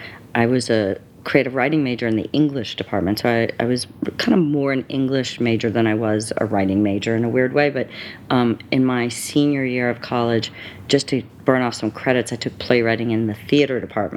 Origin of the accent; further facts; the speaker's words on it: the South, United States; it was still growing up in the South in the 60s. I mean, I was, you know, I had was beaten up more than once for being Jewish